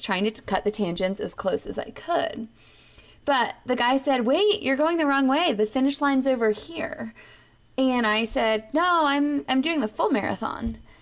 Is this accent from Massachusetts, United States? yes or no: no; New York, United States; I was from New York